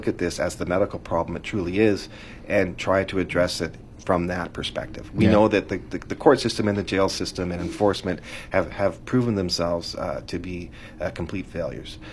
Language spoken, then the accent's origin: English; British Columbia, Canada; as British Columbians